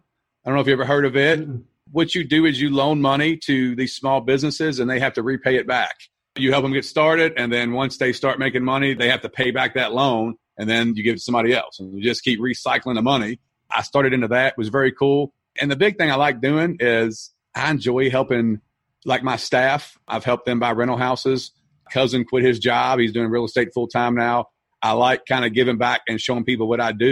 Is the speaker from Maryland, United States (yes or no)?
no; Louisville, Kentucky, United States; I'm from Louisville, Kentucky